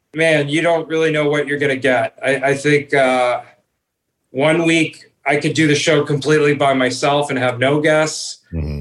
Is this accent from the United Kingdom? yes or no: no; Toronto, Ontario, Canada; I grew up in Toronto.